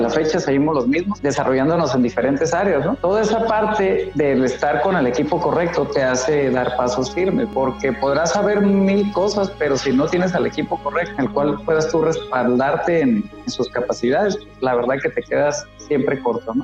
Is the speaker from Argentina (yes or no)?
no; Los Mochis, Sinaloa, Mexico; moved away as an adult; also born or lived in Juan José Ríos, Sinaloa / Ciudad Juárez, Chihuahua; now in Tijuana, Mexico; Yo nací en Los Mochis, viví en Juan José Ríos toda la vida